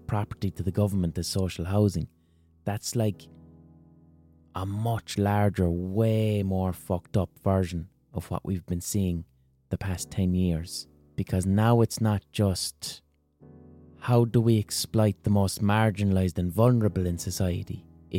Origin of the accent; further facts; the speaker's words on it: Limerick, Munster, Ireland; in my own city